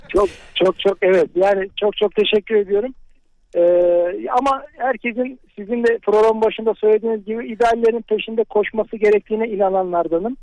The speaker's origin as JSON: {"language": "Turkish", "region": "Eskişehir", "country": "Turkey", "tie": "born or raised there", "said": "Eskişehir'de memleketimde"}